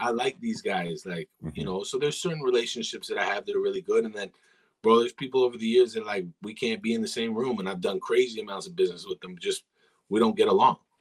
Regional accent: Ajax, Ontario, Canada

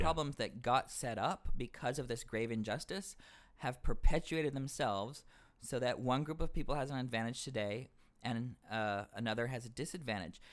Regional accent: the South, United States; I'm from the South as well

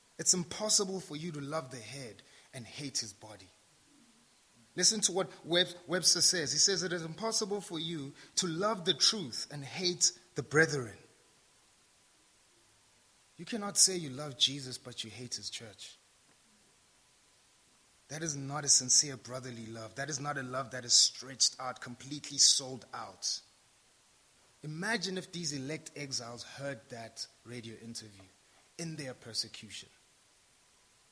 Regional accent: South Africa; I'm South African

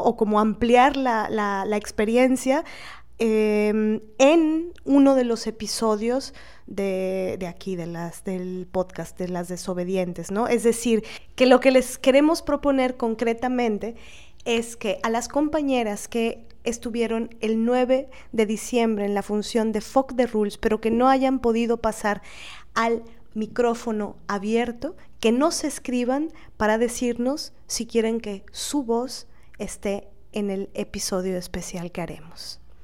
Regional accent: Veracruz, Mexico; como jarocha

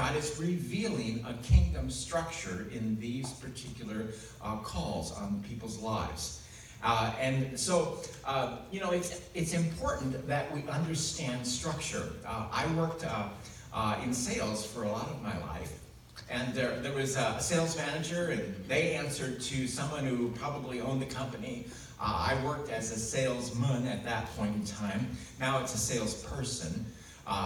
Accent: United States; I grew up in the United States

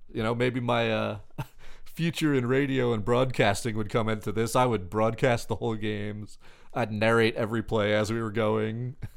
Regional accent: Long Beach, New York, United States; now in Nashville, United States; Where I grew up is not in New York City, but it's about as close as you can get without being in New York City

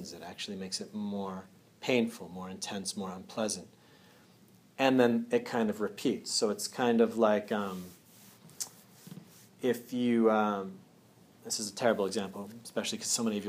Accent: Andover, Massachusetts, United States; I'm originally from Andover, Mass

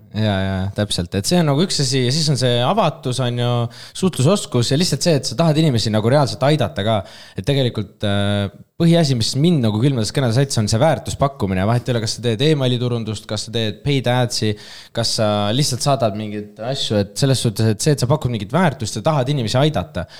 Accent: Pärnu, Pärnu County, Estonia; moved away as an adult; now in Tallinn, Estonia; ma olen Pärnust pärit

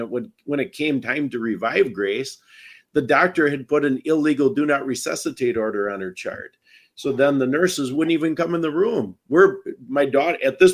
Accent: Wisconsin, United States; I'm from Wisconsin because I don't have an accent.

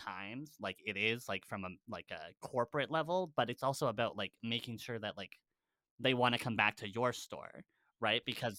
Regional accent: Canada; We're Canadian.

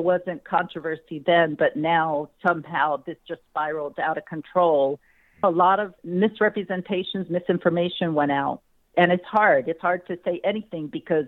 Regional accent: New Jersey, United States; I grew up in South Jersey and went to a mostly white school

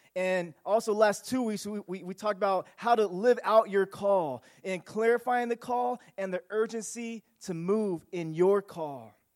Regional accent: Union City, United States; growing up in Union City

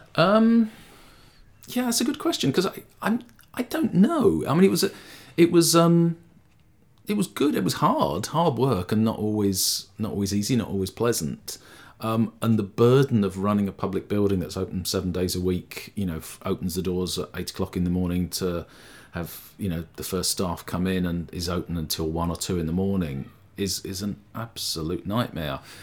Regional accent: London, United Kingdom; moved away as an adult; also born or lived in Sheffield / Liverpool; I grew up in London

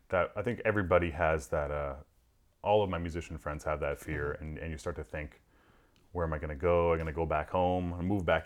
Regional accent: Toronto, Ontario, Canada; putting on the pop radio station in like my hometown of Toronto

